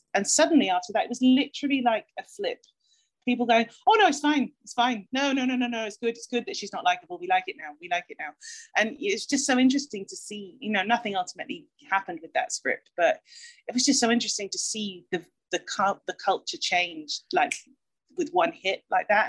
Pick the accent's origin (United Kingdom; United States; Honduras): United Kingdom; as a British person